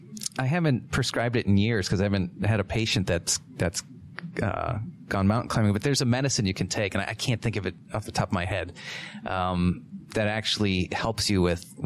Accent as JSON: {"language": "English", "region": "New Hampshire", "country": "United States", "tie": "born or raised there", "said": "I was born in New Hampshire, but still by the seacoast, and I've never lived at altitude."}